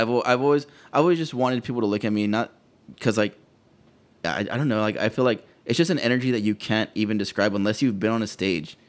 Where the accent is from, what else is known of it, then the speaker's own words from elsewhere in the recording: McAllen, Texas, United States; I'm from McAllen